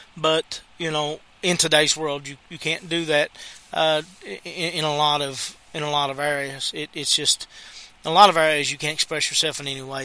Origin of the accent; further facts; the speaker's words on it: United States; I'm American